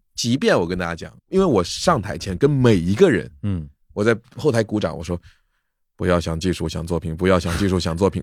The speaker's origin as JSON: {"language": "Chinese", "town": "Wenzhou", "region": "Zhejiang", "country": "China", "also_born_or_lived": "Shanghai", "moved": "yes", "said": "我是温州人，然后温州是三面靠山一面靠海的"}